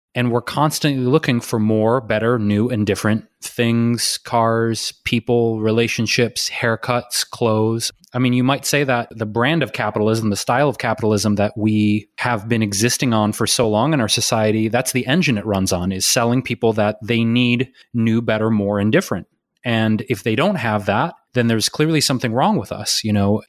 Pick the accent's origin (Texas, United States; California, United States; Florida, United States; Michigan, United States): Michigan, United States; Detroit; I'm from Detroit